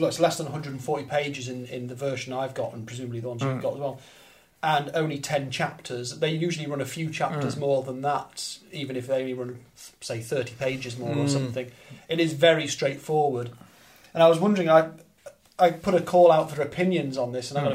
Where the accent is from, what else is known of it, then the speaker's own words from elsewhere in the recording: United Kingdom; as British readers